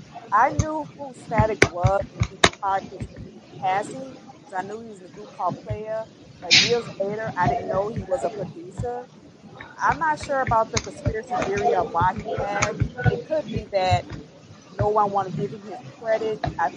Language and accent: English; New Orleans, Louisiana, United States; I'm from New Orleans.